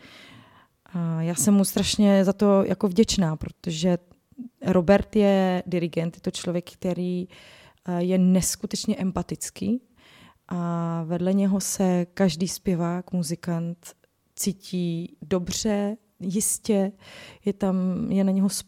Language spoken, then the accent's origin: Czech; Ostrava, Moravian-Silesian Region, Czechia; já jsem z Ostravy